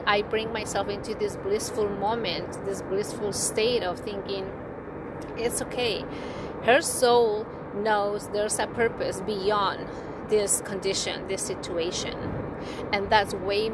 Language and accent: English; Bay Area, California, United States; I'm from the Bay Area